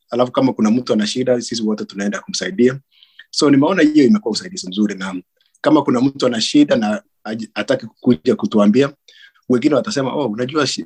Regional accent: Kenya; sisi ni wakalenjin majority wetu ni wakalenjin na kama sio wakalenjin mtu ana relationship na wakalenjin

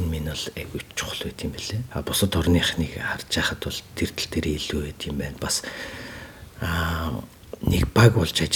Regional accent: Mongolia; moved away

